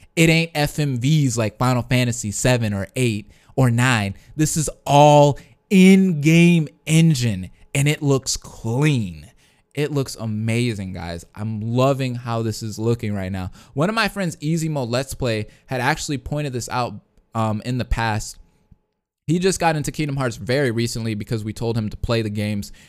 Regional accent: Detroit, Michigan, United States; I am from the Detroit area

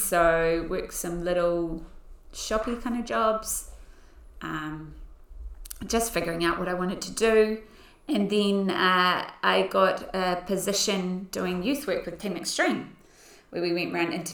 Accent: Auckland, New Zealand; also born or lived in Pukekohe; now in Christchurch, New Zealand; I was born in 1979 in Auckland into a Christian family.

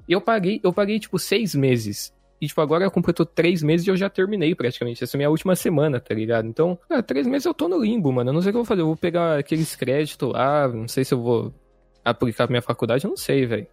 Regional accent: Campo Grande, Mato Grosso do Sul, Brazil; moved away as an adult; now in Canada; eu sou de Campo Grande

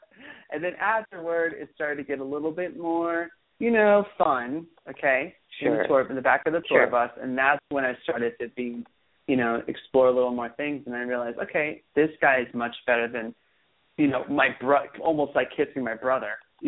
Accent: Hollywood, California, United States; growing up in Hollywood in general is it was very difficult

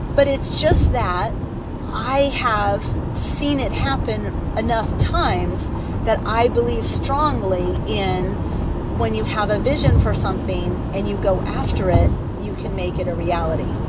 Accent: California, United States; I was from California and I went to a college in Santa Barbara

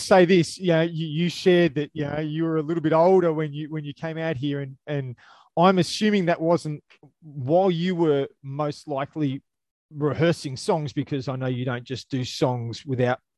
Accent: Australia; I'm an Aussie

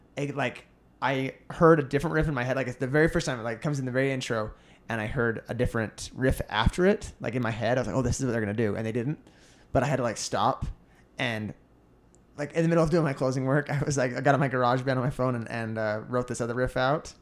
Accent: United States

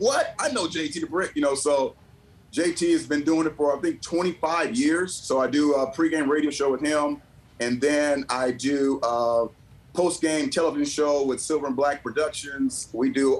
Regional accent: San Diego, California, United States; moved away as an adult; also born or lived in Philadelphia; come back to my hometown in San Diego

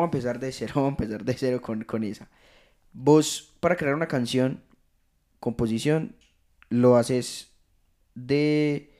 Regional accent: Rionegro, Antioquia, Colombia; yo no soy de Medellín, yo soy de Río Negro

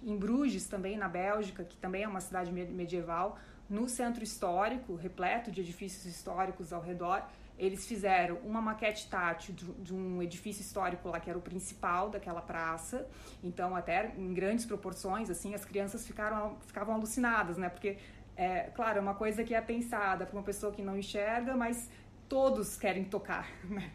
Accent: Joinville, Santa Catarina, Brazil; na minha cidade natal, em Joinville

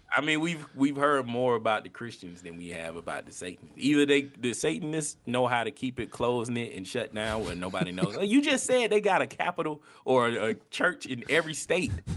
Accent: the Bible Belt, United States; I'm from the Bible Belt.

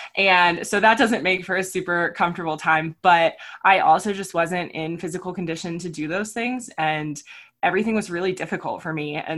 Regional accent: Florida, United States; also born or lived in California; I was a military brat, so I grew up mostly in Florida and California, and then I went to college in Arkansas.

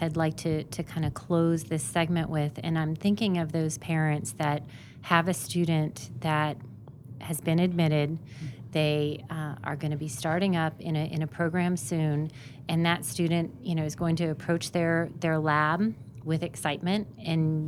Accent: Indiana, United States; I grew up in Indiana

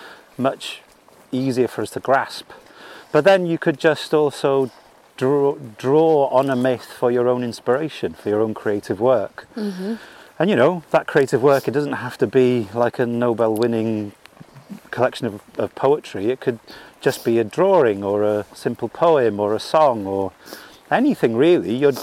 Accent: Wales, United Kingdom; I identify myself as a Welsh man

